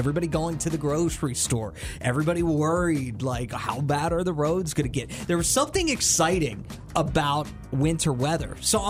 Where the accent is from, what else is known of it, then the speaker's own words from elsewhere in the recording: the North, United States; moved away; And being from the north, I kind of miss it. And even whenever I lived up north